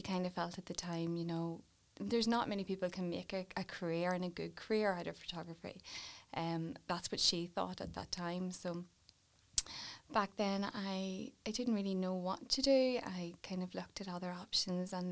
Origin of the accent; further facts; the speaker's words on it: Warrenpoint, Northern Ireland, United Kingdom; grew up in Warren Point